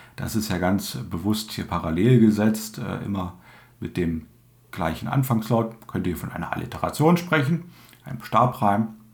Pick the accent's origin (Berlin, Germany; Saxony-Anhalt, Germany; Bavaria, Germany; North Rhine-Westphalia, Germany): Saxony-Anhalt, Germany; Dessau; accent: Dessau dialect, similar to Berlinerisch; den Regiolekt meiner Heimat einigermaßen. Ich komme aus Dessau